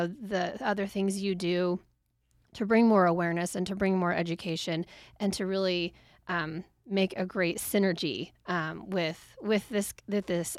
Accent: Nampa, Idaho, United States; I grew up in Nampa

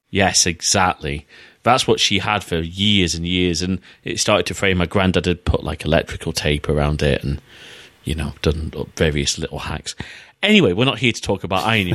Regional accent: United Kingdom; as British retro fans

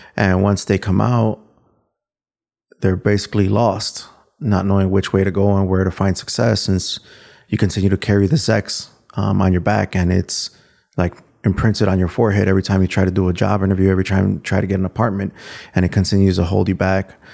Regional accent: Chicago, Illinois, United States; so I grew up in Little Village

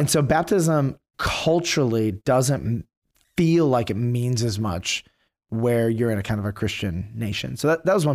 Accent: Detroit, Michigan, United States; I grew up in Detroit

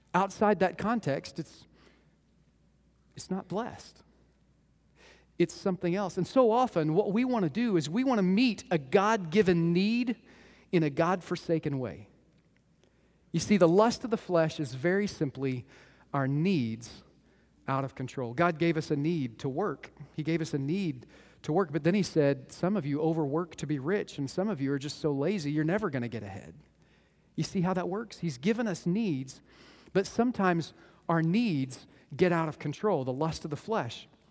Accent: Moore, Oklahoma, United States; I grew up in Moore, Oklahoma

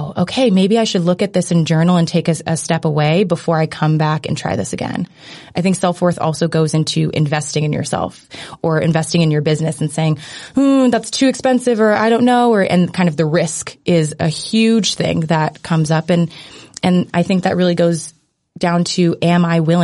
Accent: United States; growing up in America

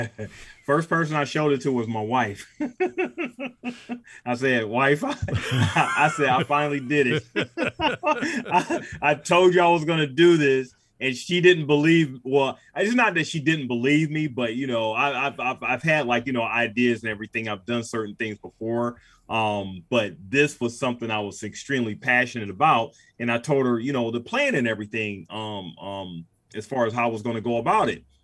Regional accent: Cleveland, Ohio, United States; I'm from Cleveland

